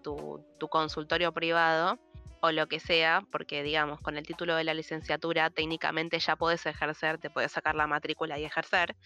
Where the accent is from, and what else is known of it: Argentina